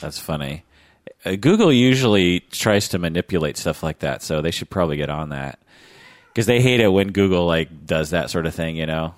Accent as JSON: {"language": "English", "area": "the Northwest", "region": "Pacific Northwest", "country": "United States", "tie": "born or raised there", "said": "growing up in the Northwest"}